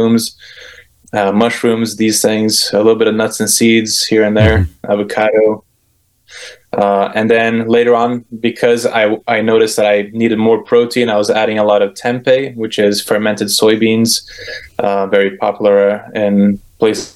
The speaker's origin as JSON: {"language": "English", "country": "Brazil", "tie": "born or raised there", "moved": "yes", "said": "I grew up in Brazil most of my childhood."}